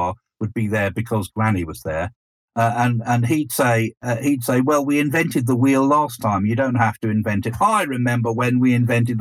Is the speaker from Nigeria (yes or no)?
no; East Sussex, South East England, United Kingdom; so we grew up in East Sussex, the land of Scientology and anthroposophy